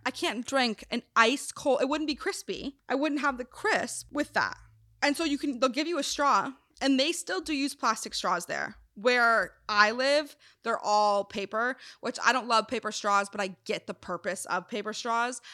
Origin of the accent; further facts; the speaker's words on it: Wisconsin, United States; moved away; also born or lived in South Carolina; I'm from Wisconsin. Well, technically, South Carolina, but I grew up in Wisconsin